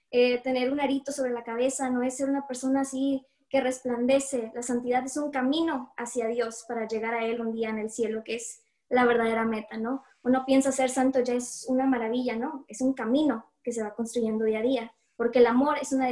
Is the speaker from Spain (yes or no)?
no; Monterrey, Nuevo León, Mexico; soy músico de Dios. Eh, coordino un ministerio de música eh, aquí donde soy en Monterrey, Nuevo León.